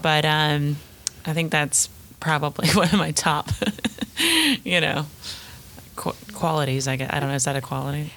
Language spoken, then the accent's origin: English; the South, United States; accent: southern; my southern accent's about to come out